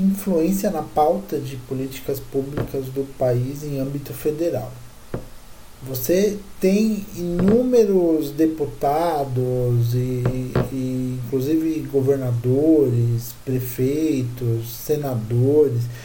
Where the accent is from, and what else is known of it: Brazil